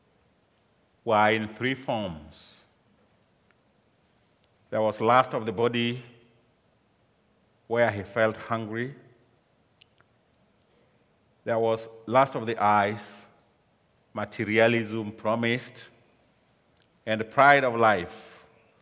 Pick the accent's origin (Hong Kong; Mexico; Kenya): Kenya; I come from Kenya, and I've been here for a few days